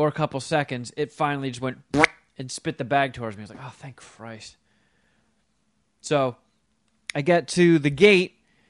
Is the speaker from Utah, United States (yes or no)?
no; Florham Park, New Jersey, United States; Florham Park's the town I grew up in Jersey, and I haven't been there in forever.